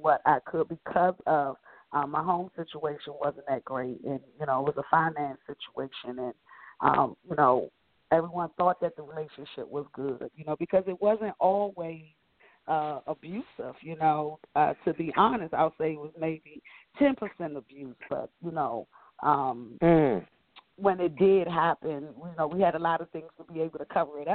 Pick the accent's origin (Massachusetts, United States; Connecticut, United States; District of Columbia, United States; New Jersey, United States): District of Columbia, United States; Washington; growing up in Southeast D.C., number 8 of 9 children